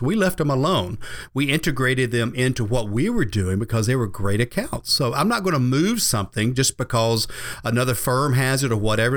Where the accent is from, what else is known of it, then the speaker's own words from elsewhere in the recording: the South, United States; I grew up here in the South